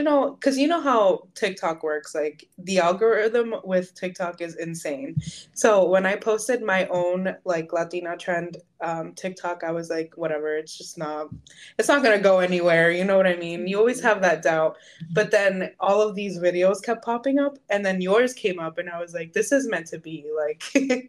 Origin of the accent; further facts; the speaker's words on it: Massachusetts, United States; I am from Massachusetts